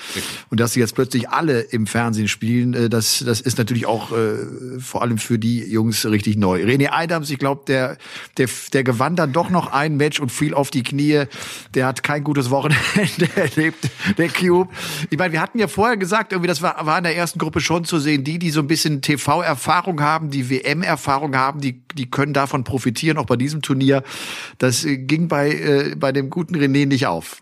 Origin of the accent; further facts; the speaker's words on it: Rhineland, Germany; im Rheinland, in meiner Heimat